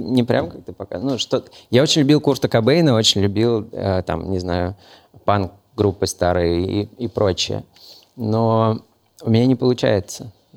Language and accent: Russian; Moscow, Russia; also born or lived in Novosibirsk; Я родился, правда, в Новосибирске, но когда мне было, по-моему, 6 месяцев, меня привезли в Москву. И все, я больше нигде никогда не был.